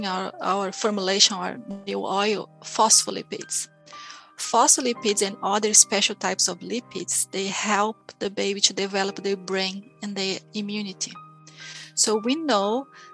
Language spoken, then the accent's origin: English; Brazil; now in New Zealand; I came from Brazil, it's a huge country